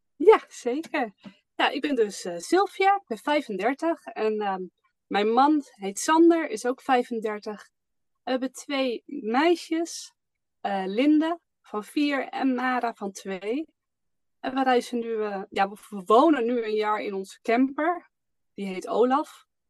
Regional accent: Almere, Flevoland, Netherlands; moved away as an adult; wij komen zelf uit Almere, daar woonden we in ieder geval

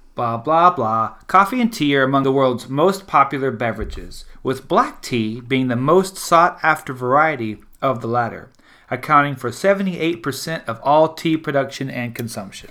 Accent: South Louisiana, United States; I'm from South Louisiana, the Deep South

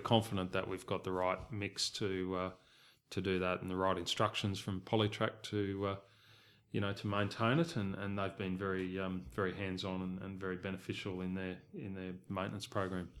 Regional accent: Southeast Queensland, Australia; moved away; I was originally from Queensland and, and grew up in a racing family. My parents bred horses in Southeast Queensland

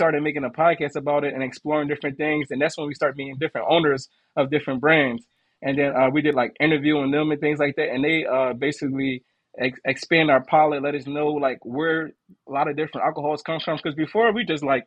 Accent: Philadelphia, Pennsylvania, United States; moved away as an adult; now in Tampa, United States; I'm from Philly, man. I moved to Florida 2 years ago

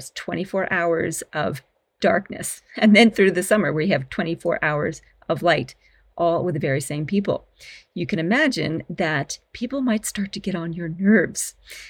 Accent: Canada; also born or lived in Australia; I'm a Canadian Australian and a leadership expert who specializes in the people stuff.

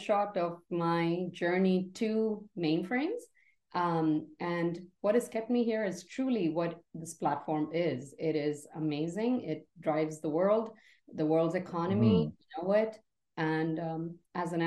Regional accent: Mumbai, Maharashtra, India; moved away as an adult; now in United States; I grew up in India, in the beautiful city of Mumbai

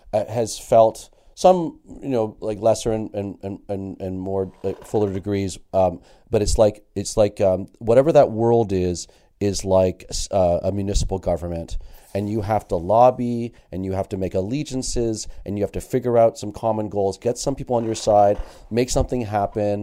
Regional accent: Toronto, Ontario, Canada; also born or lived in Halifax; born and raised in Toronto, but I used to go to P E I every summer

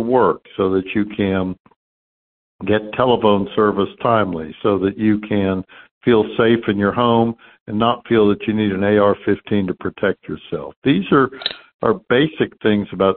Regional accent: Houston, Texas, United States; I grew up in Houston, graduated from the public schools

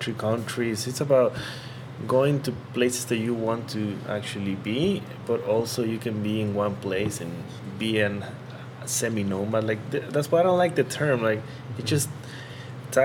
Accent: Tabasco, Mexico; moved away as an adult; also born or lived in Puebla, Mexico; I'm from Tabasco. Mm-hmm. I was born there, lived there for all my childhood

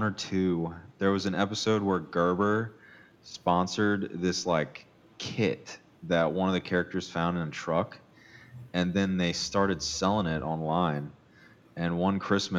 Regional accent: Louisiana, United States; I am originally from Louisiana

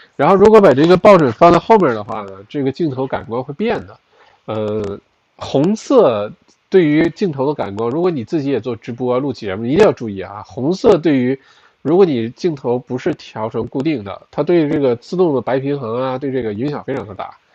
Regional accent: China; now in Melbourne, Australia; 我本来从小在国内读的中学、小学

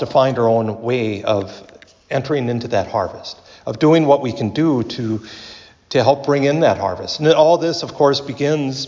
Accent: Wabasso, Minnesota, United States; growing up in Wabasso like I did

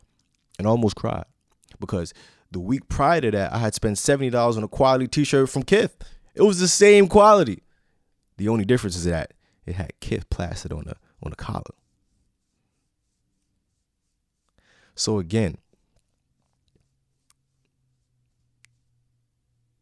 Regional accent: New York City, New York, United States; I am from New York City

